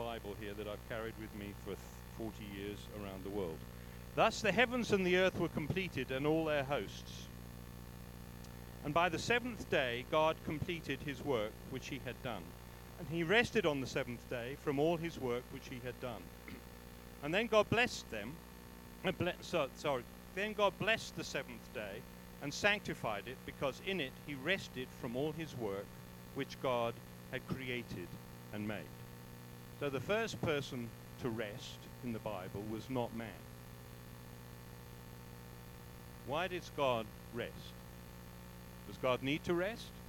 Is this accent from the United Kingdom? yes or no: yes; England, United Kingdom; moved away as an adult; now in South Africa; I was brought up in England